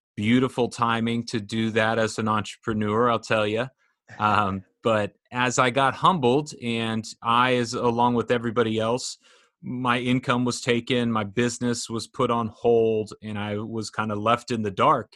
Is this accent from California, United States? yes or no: yes; Orange County, California, United States; I grew up in Orange County